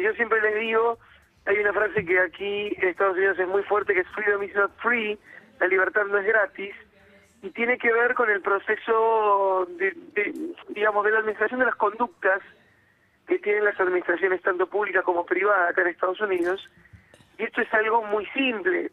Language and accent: Spanish; Argentina; now in United States